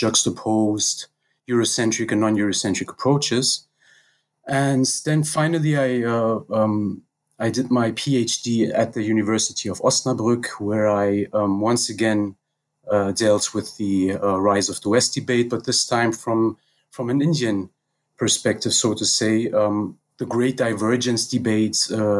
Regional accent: Paris, Île-de-France, France; also born or lived in Tehran, Iran / Berlin, Germany; So to start about myself, so I was born in Iran, in Tehran, and was raised in Paris and Berlin.

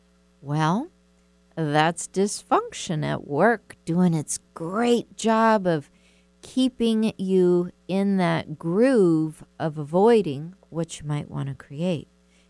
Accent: the South, United States; We were a family of 8 kids, and we're from the South. That's how things used to be, big families.

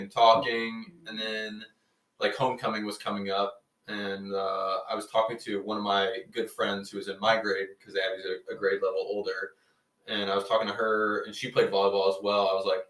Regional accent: St. Louis, Missouri, United States; We're both from St. Louis and went to the same high school.

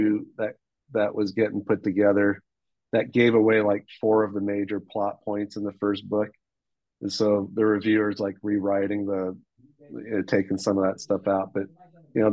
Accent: Hong Kong; moved away; I was born and raised in Hong Kong.

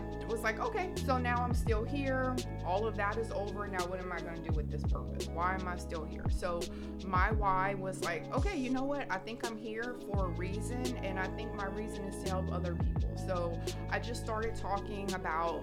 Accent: Houma, Louisiana, United States; moved away as an adult; now in Houston, United States; I'm from somewhere called Houma, Louisiana.

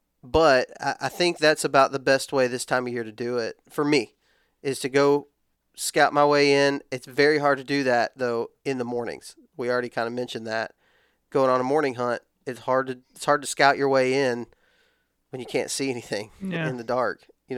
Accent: Texas, United States; I'm old enough, but I grew up in West Texas where ladder stands aren't really a thing.

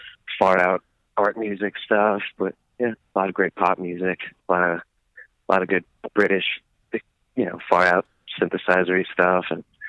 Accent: Bellmore, New York, United States; He's from Merrick, and I'm from Belmore, and they're two towns next to each other on Long Island in New York.

